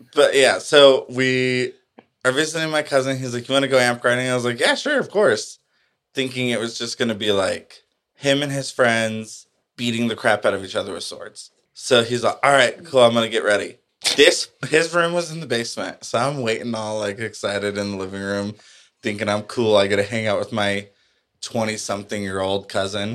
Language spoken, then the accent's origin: English; El Paso, Texas, United States; I grew up in El Paso